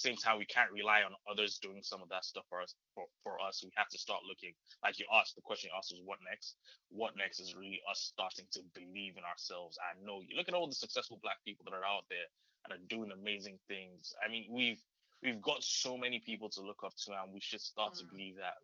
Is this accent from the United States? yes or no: no; Nigeria; moved away; I grew up in Nigeria, so everybody in and around me was Black